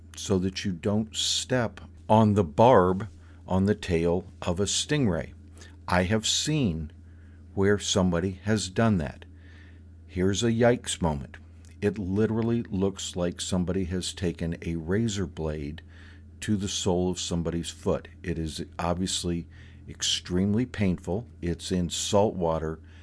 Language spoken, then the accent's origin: English; Florida, United States; Growing up in Florida